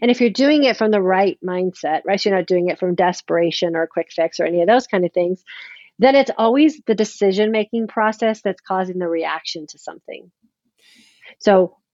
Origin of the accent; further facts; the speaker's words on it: California, United States; I'm a California girl. Yes. I grew up in California.